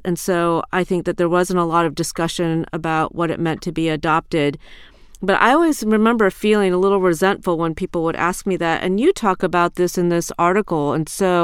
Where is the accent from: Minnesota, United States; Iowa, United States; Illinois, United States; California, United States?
Iowa, United States; I grew up in Iowa